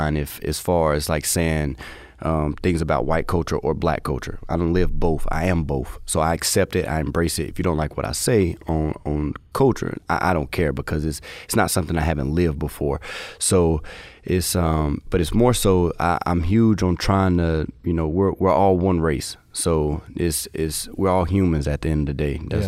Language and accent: English; North Carolina, United States; also born or lived in Durham / Greensboro / High Point / Winston-Salem; I literally stayed in Durham, Greensboro, High Point, Winston, Davie County, so Coulomb, Mocksville, I'm all over. So I'm all over for North Carolina.